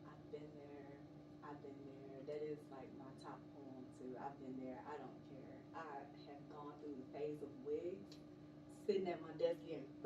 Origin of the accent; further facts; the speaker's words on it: Stone Mountain, Georgia, United States; Originally from right here in Atlanta, Georgia, born and raised in Stone Mountain.